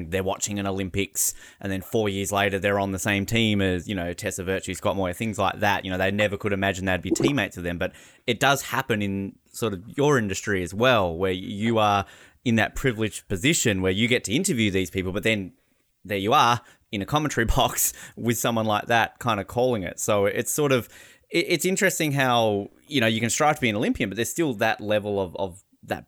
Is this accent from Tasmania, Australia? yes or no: yes; Tasmania, Australia; So I'm from Tasmania in Australia.